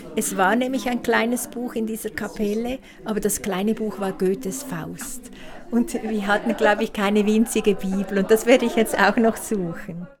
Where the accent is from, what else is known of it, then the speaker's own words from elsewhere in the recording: Beckenried, Nidwalden, Switzerland; in Beckenried, wo ich aufgewachsen bin